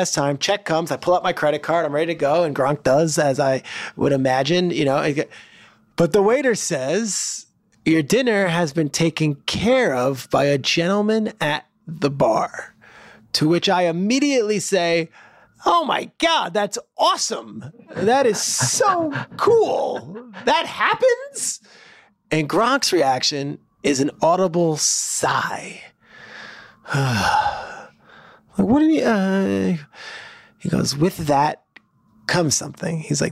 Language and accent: English; New Jersey, United States; I grew up in New Jersey in the 90s